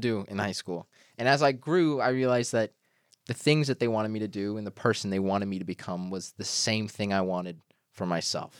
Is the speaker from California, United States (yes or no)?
no; Georgia, United States; moved away as an adult; now in New York, United States; I'm from Georgia